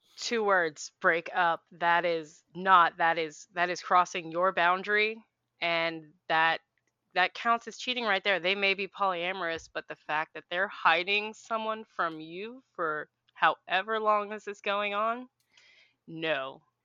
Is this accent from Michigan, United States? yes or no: no; Philadelphia, Pennsylvania, United States; moved away; I am from Philly originally